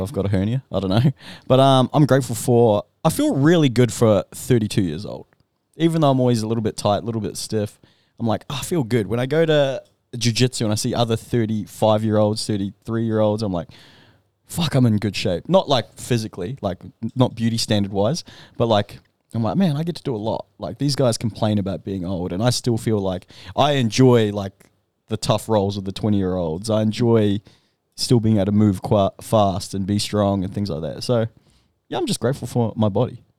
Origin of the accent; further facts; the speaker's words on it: New Zealand; moved away; growing up in New Zealand